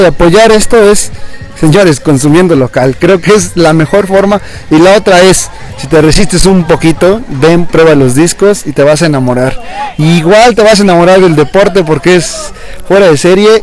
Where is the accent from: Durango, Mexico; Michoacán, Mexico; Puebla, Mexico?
Puebla, Mexico; nosotros que somos de Puebla